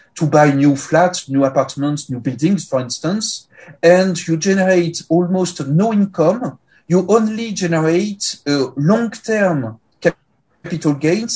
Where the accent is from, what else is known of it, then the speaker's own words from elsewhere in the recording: Paris, Île-de-France, France; accent: French; English is a second language; moved away as an adult; now in Luxembourg; Currently I live and work in Luxembourg, but I'm primarily French. Uh, you detect this with my accent, uh, of course, and of uh, of uh, Paris